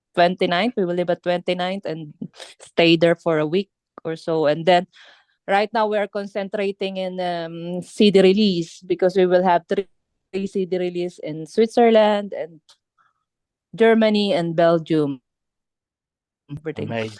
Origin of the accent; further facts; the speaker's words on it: Philippines; English is a second language; moved away; my, my my accent because I'm I'm I'm from Philippines